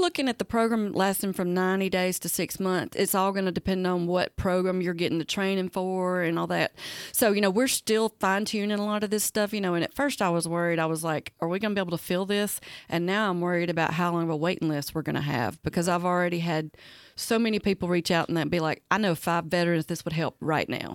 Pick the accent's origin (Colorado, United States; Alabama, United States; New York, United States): Alabama, United States; Talladega; I'm originally from Talladega, so I like guns